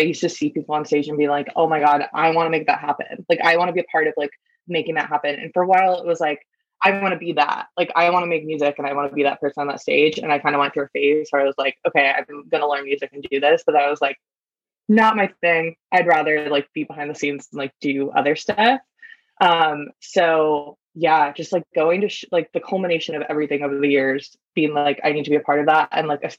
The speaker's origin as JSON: {"language": "English", "region": "East Coast", "country": "United States", "tie": "born or raised there", "said": "Cause I feel like everything has been so accessible, especially like growing up on the East Coast and stuff like that. And like just being in New York and everything."}